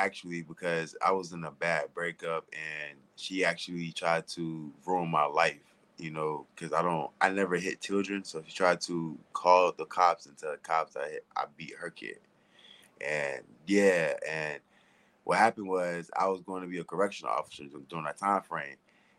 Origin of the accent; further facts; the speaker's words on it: Florida, United States; moved away as an adult; now in Maine, United States; I always been in Maine. I'm from Florida originally. I just been in Maine. Yeah, I'm from Florida originally. I came in Maine about 5 years ago. I got left here on vacation.